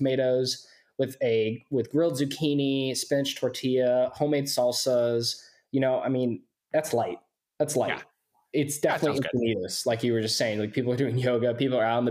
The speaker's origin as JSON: {"language": "English", "town": "Poway", "region": "California", "country": "United States", "tie": "born or raised there", "said": "I grew up in Poway, which is unfortunately the culinary dead zone of San Diego"}